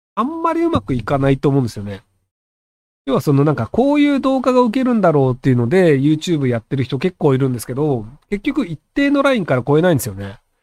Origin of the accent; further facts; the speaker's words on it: Japan; moved away; 日本人の側ですけどね、僕は外国人じゃないので